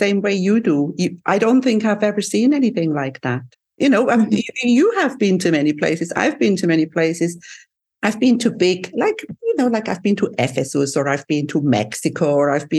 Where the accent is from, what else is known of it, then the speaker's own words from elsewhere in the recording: Switzerland; now in Cyprus; from my island in the sun where I live, you flew to my home country. You went to Switzerland